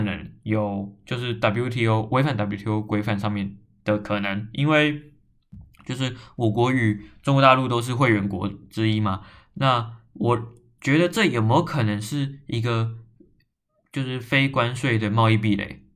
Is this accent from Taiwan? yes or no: yes; Taiwan; 是个台湾人